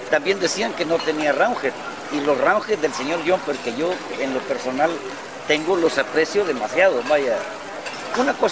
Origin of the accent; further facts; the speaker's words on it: Reynosa, Tamaulipas, Mexico; born there; now in Tuxpan, Mexico; Nací en Reynosa, pero avecinado en Tuxpan, Veracruz desde hace, de 52 o 53 años.